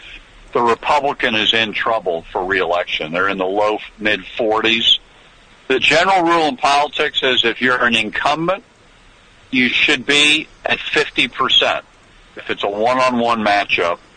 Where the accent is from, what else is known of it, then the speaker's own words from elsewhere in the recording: New York, United States; I come from New York